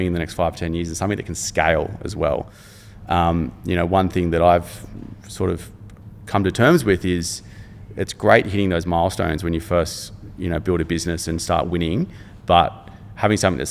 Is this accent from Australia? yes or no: yes; Cronulla, New South Wales, Australia; living growing up in Cronulla and being close to the beach